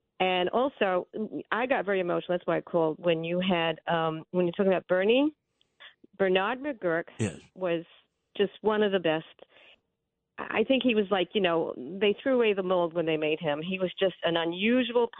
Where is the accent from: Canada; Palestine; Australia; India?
Australia; Melbourne, Victoria; moved away; I was born in Melbourne, Australia.